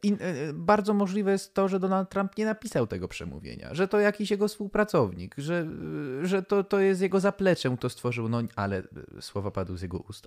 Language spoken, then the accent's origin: Polish; Poland